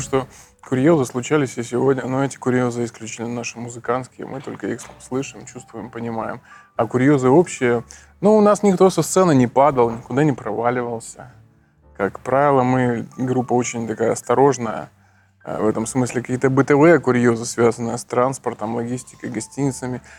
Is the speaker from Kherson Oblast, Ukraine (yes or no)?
yes; Kherson, Kherson Oblast, Ukraine; moved away; Я из Херсона.